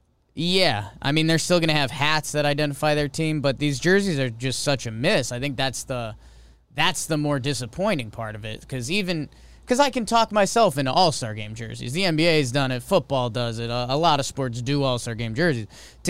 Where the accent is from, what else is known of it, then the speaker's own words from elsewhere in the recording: London, United Kingdom; Oh, in some cultures. I'm from London.